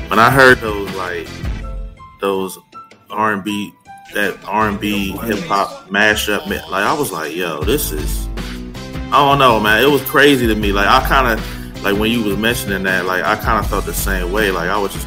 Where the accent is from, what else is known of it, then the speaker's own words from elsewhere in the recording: Philadelphia, Pennsylvania, United States; I'm from Philly